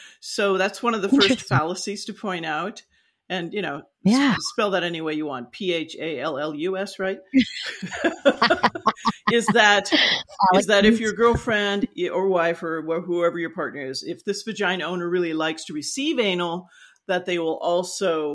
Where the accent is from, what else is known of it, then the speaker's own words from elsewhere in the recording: Los Angeles, California, United States; also born or lived in San Joaquin Valley / Ventura; I grew up in the San Fernando Valley